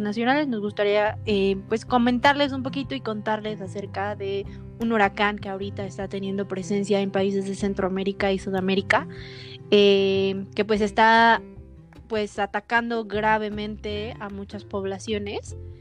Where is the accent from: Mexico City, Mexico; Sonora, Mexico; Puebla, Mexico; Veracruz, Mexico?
Mexico City, Mexico; nosotros que eh, somos de la Ciudad de México